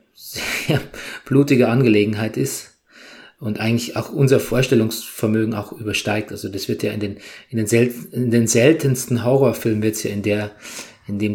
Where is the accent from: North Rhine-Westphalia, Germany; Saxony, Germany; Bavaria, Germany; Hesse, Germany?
Bavaria, Germany; moved away; meiner alten Heimat Bayern